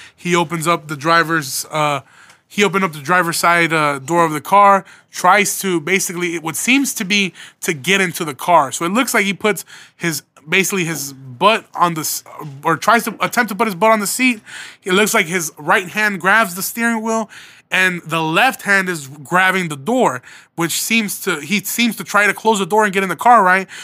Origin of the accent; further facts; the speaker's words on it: Midwest, United States; So I'm from the Midwest